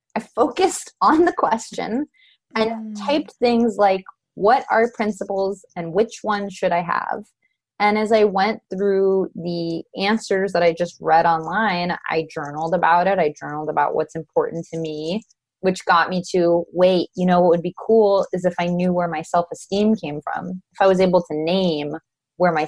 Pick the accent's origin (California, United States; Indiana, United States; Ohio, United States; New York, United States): California, United States; Los Angeles; I'm from Los Angeles